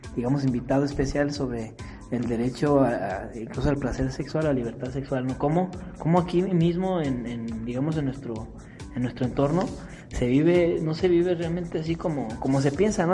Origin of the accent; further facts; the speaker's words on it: Mexico; nosotros como, como digamos, como ciudadanos mexicanos